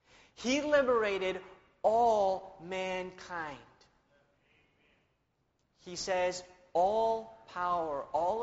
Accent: Spain; born there; I was born in Spain, where my parents were missionaries.

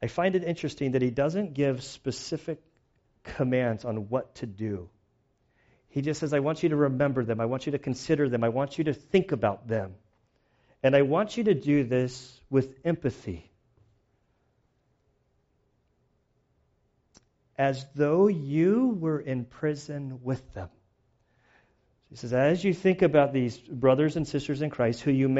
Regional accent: United States; as an American for being a pastor

